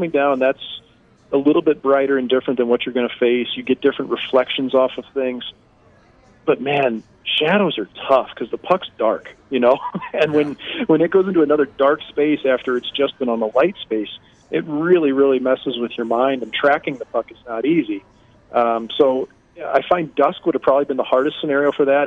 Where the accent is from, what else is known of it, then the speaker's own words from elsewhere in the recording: St. Louis, Missouri, United States; moved away; also born or lived in Norfolk, Virginia; I grew up in St. Louis, so I never had the outdoor ice